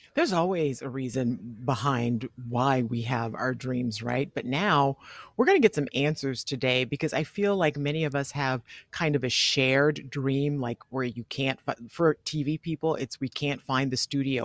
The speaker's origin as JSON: {"language": "English", "region": "the South", "country": "United States", "said": "I'm from the South"}